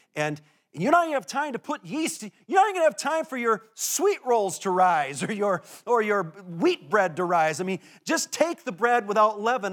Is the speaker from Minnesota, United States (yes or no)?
yes; Minnesota, United States; as a Minnesotan